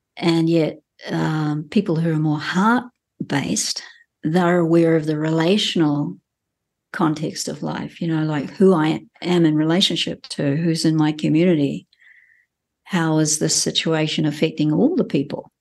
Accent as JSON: {"language": "English", "country": "New Zealand", "tie": "born or raised there", "said": "as a Kiwi who's grown up in this country and spent, um, most of my life living here"}